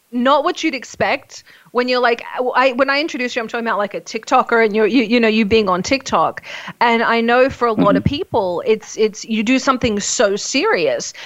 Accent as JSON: {"language": "English", "country": "Australia", "said": "I'm Australian"}